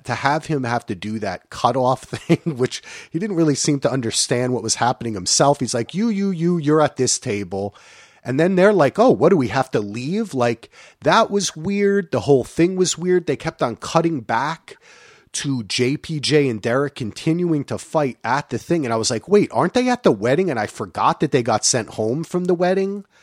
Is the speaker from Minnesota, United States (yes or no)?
no; New Jersey, United States; I'm from New Jersey